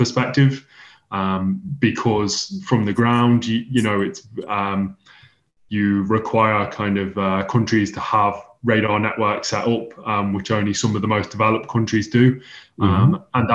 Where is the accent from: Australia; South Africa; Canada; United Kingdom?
United Kingdom; England; moved away as an adult; now in Huntsville, United States; I moved from England over to the United States in August 2021